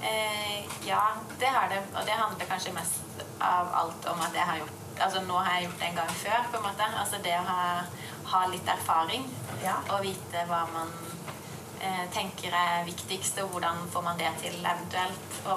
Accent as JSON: {"language": "Norwegian", "town": "Grimstad", "region": "Agder", "country": "Norway", "said": "Og så var jeg i Grimstad, der jeg er fra, da."}